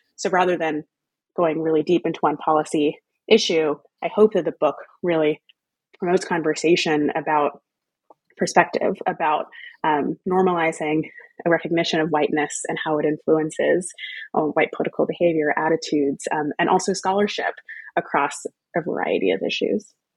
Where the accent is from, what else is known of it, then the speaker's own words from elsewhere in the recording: Texas, United States; moved away as an adult; also born or lived in New England / United Kingdom; family roots in Louisiana, growing up in Texas, going to college in New England, and going to the UK for grad school